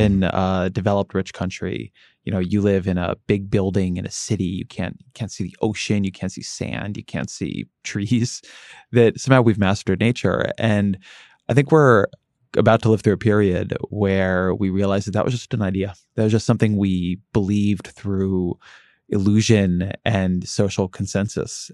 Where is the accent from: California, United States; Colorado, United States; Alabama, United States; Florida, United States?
California, United States; Southern; moved away; when I grew up in Southern California